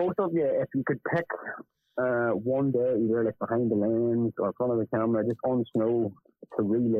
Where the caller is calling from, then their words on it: Belfast, Northern Ireland, United Kingdom; I'm calling from Ireland, Belfast in Ireland.